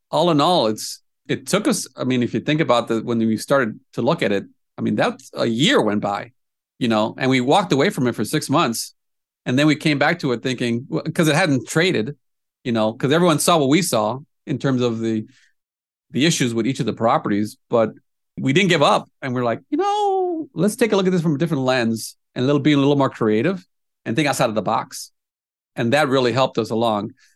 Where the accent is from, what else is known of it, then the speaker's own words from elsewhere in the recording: Indiana, United States; now in Des Moines, United States; I'm from Indiana originally